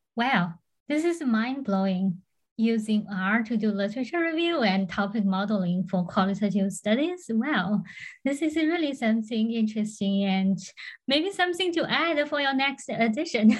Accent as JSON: {"language": "English", "region": "Florida", "country": "United States", "said": "I'm from Florida"}